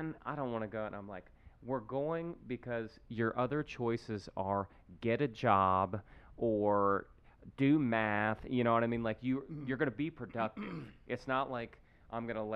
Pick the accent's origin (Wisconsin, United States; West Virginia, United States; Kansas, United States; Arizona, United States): West Virginia, United States; I'm from West Virginia, so I would fish every summer growing up